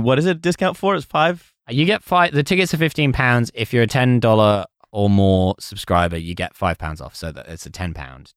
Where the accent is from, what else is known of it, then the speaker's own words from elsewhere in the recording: Basildon, East of England, United Kingdom; I'm also from Basildon